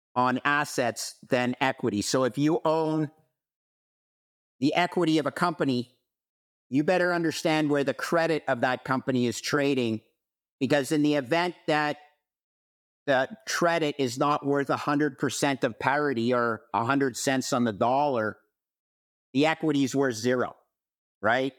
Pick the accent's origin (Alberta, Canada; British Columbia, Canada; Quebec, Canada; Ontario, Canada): Quebec, Canada; Montreal; moved away as an adult; also born or lived in Toronto / United States; I grew up in Montreal, but moved to Toronto after, uh, uh, receiving my M B A from Cornell University in the United States